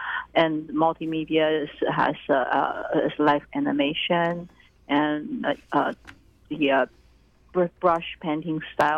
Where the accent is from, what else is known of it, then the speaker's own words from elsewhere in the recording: Taiwan; moved away; I basically started the ensemble just because I was new here. I came from Taiwan, and I came in 1994